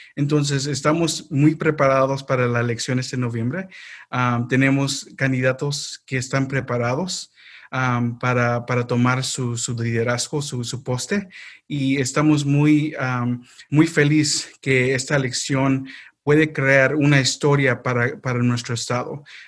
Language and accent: Spanish; North Carolina, United States; yo ah, no nací aquí en Carolina del Norte, pero sí viví toda mi vida aquí en, este estado